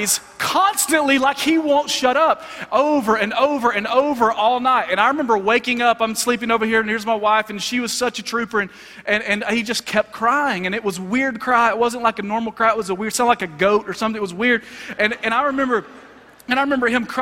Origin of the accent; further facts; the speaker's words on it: Alabama, United States; moved away; I'm originally from Alabama